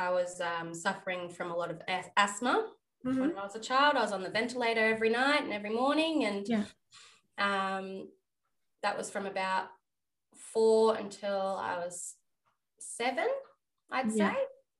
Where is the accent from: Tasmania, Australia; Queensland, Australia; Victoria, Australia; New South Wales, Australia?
New South Wales, Australia; Merimbula; also born or lived in Melbourne; From Marimbula in New South Wales, moved up here when I was 6 from Melbourne, which was the best decision my parents ever made. I feel so blessed to be surrounded in such a small community